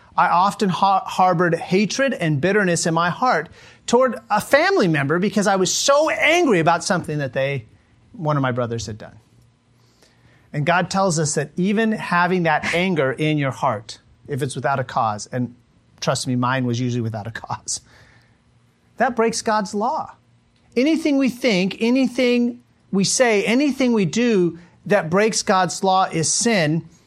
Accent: United States; moved away as an adult; also born or lived in Mongolia; I'm an American

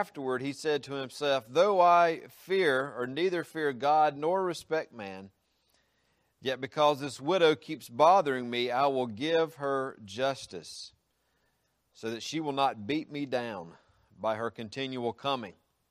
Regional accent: South Carolina, United States; now in Georgia, United States; I came into my home state

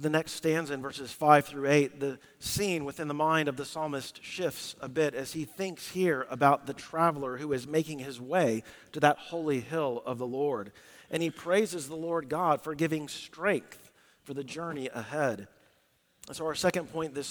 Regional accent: Southwest, United States; We grew up in the Southwest

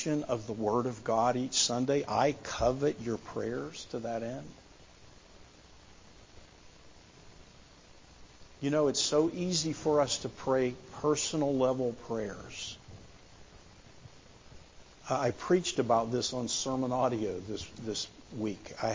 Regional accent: United States; as American Christians

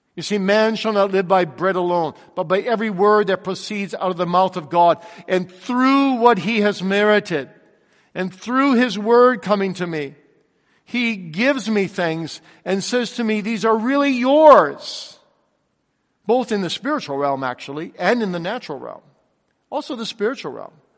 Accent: Kalamazoo, Michigan, United States; I grew up in Kalamazoo, Michigan

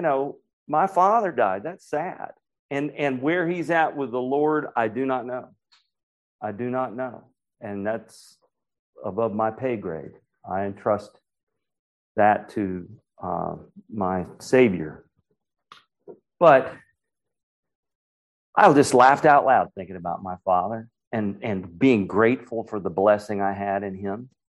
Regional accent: Raleigh, North Carolina, United States; now in Asheville, United States; I'm up in Asheville, and I grew up in Raleigh

